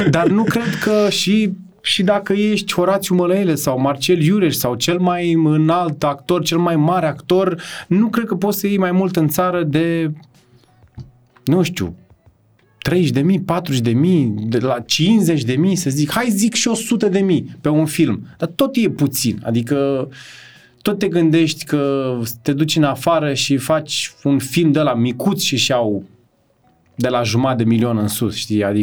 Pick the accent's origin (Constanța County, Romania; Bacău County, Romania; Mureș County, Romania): Bacău County, Romania; Târgu Ocna; eram din Târgu Ocna așa am un simț, n-am un simț al măsurii prea puternic și sunt ușor cocalar când vine vorba de să arăt cât am.